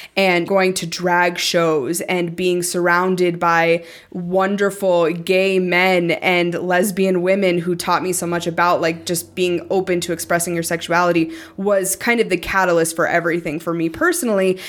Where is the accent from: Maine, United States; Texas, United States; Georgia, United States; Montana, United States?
Montana, United States; growing up in Montana